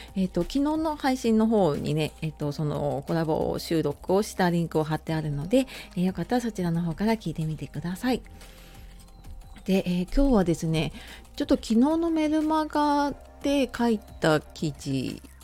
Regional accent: Hokkaido, Japan; moved away; 小さい頃北海道に住んでた

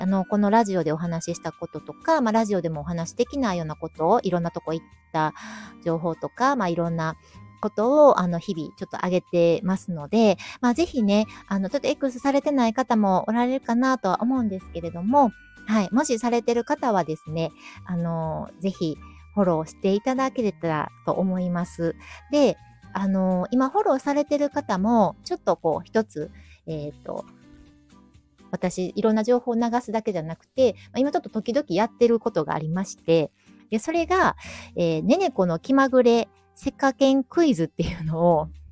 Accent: Kyoto, Japan; もともと地元、京都生まれの京都育ちで、はい、今も京都に住んでて

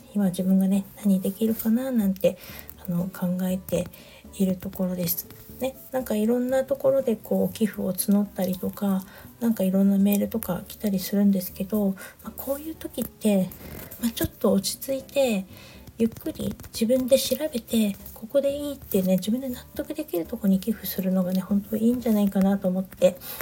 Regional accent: Niigata, Japan; moved away; 私地元が新潟だったりする

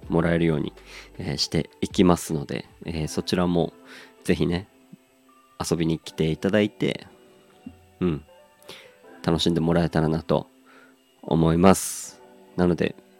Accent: Aomori, Japan; 僕はもう結構青森出身

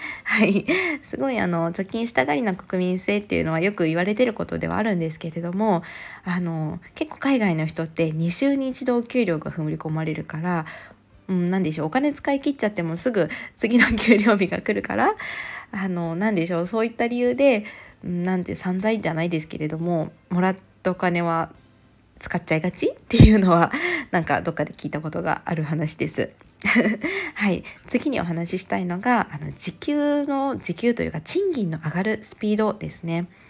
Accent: Japan; moved away as an adult; also born or lived in Vancouver, British Columbia, Canada; 私あの日本の田舎出身

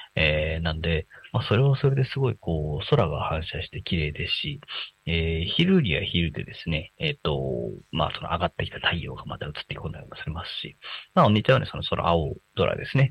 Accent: Yokohama, Kanagawa, Japan; moved away as an adult; now in Tako, Japan; 横浜に私も生まれ育った人間ではあるし

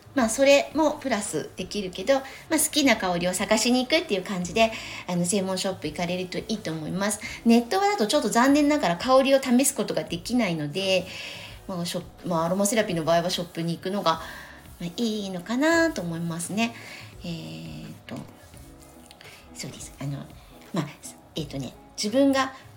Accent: Tokyo, Japan; 東京生まれ東京育ちなので

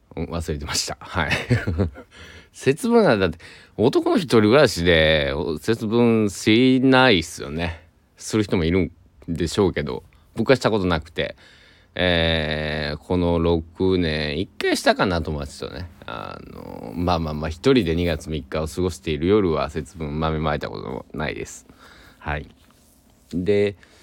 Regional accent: Shikoku, Kochi, Japan; 僕の地元の、うんえー、四国で高知県

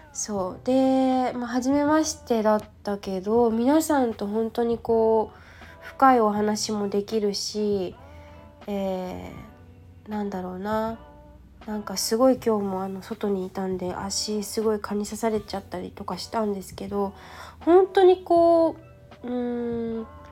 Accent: Yokohama, Kanagawa, Japan; 地元横浜に戻る

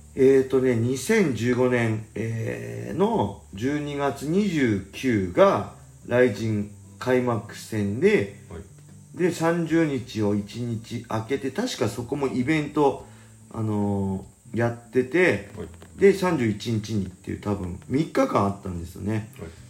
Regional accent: Inashiki, Ibaraki, Japan; 僕の地元の稲敷市

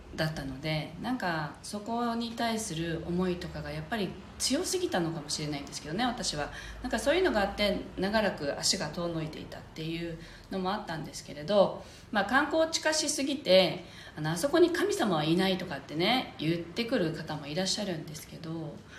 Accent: Okinawa, Japan; ここ沖縄で生まれ育つと子どもの頃からこうウガンジュっていうあの祈りの場所には立ち入っちゃい簡単に立ち入っちゃいけないっていうふうに教えられて育てる育てられる場合が多いんですよね

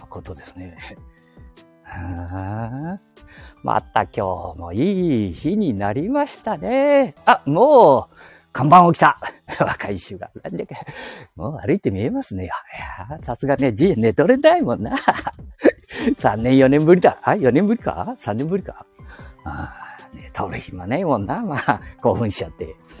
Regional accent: Handa, Aichi, Japan; わしゃ76年近く、ま6年過ぎとるがや。亀崎にあの、半田市亀崎に生まれ育って

